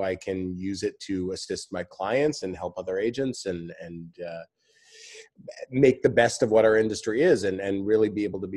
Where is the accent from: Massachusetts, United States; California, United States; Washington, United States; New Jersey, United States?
California, United States; Santa Monica; also born or lived in Arizona; now in Los Angeles, United States; I grew up in Santa Monica